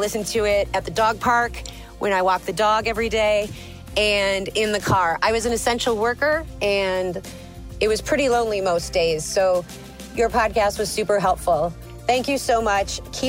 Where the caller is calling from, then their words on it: Madison, Wisconsin, United States; I'm your Gistner from Madison, Wisconsin. I live 3 hours north of Sue the Dinosaur and that big shiny bean.